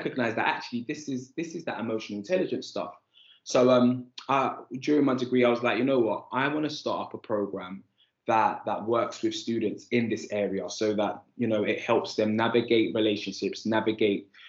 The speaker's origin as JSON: {"language": "English", "region": "London", "country": "United Kingdom", "tie": "born or raised there", "said": "I grew up on Andover Estate in Islington."}